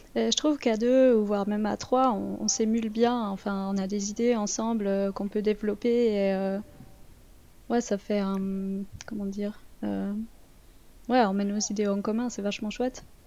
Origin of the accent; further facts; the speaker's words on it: Vaud, Switzerland; accent: Vaudois; mon accent vaudois